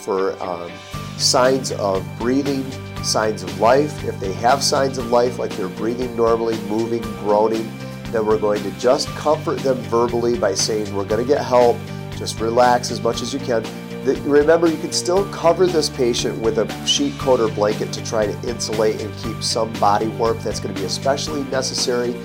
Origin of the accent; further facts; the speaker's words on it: Michigan, United States; Michigan, my home state